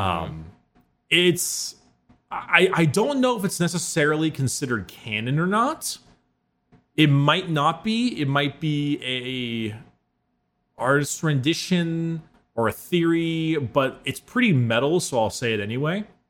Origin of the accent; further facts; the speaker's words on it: United States; As an American